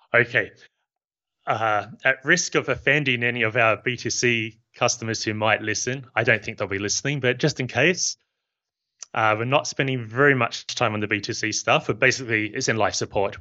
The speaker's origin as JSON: {"language": "English", "country": "New Zealand", "moved": "yes", "lives_now": "Barcelona, Spain", "said": "You can probably tell from my accent that I'm not from Spain. I'm from New Zealand."}